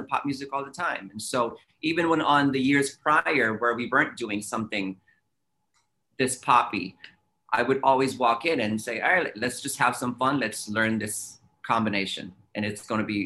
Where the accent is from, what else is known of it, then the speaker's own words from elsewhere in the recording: San Francisco, California, United States; I grew up in San Francisco